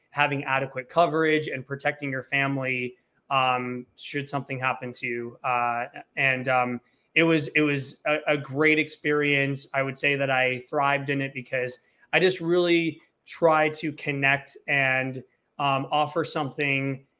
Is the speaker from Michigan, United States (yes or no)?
yes; Flint, Michigan, United States; moved away as an adult; now in Los Angeles, United States; I'm originally from Flint, Michigan